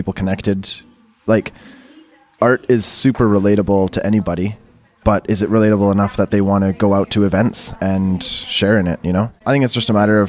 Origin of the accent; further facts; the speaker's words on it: Abbotsford, British Columbia, Canada; moved away; also born or lived in Calgary; I grew up in Vancouver, right? Abbotsford, actually, I should say Abbotsford, but I was in Vancouver a lot as a kid